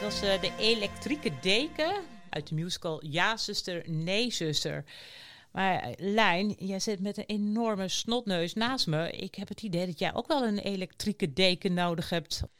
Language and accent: Dutch; near Enschede, Overijssel, Netherlands; ik ben geboren in de buurt van Enschede